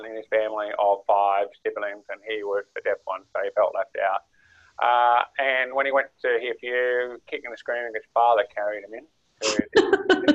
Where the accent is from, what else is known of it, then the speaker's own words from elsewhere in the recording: Armidale, New South Wales, Australia; I actually grew up in Armidale